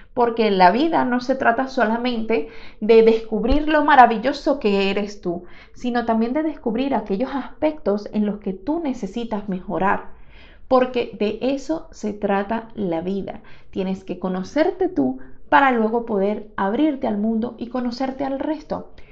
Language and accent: Spanish; Venezuela; moved away; cuando trabajaba en mi país, en Venezuela